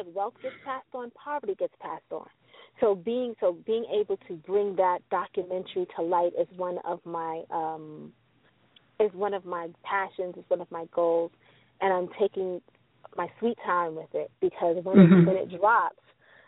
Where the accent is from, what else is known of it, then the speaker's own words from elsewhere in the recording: New York City, New York, United States; Growing up in New York City, we're surrounded by what we call the housing projects